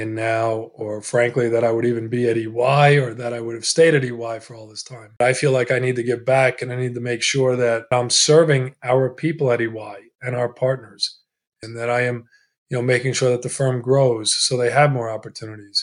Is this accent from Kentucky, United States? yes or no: no; Glen Cove, New York, United States; first language Italian; English is a second language; also born or lived in Italy; We immigrated from Italy. We settled in a town on the north shore of Long Island in the New York area called Glen Cove. My first language was Italian, and I learned English in the schools, and I went to the Glen Cove public schools.